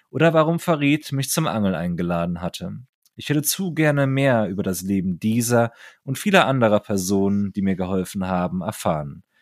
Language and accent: German; Saarland, Germany; Bei uns im Saarland sagt man, wir haben uns gegenseitig die Eier gekrault.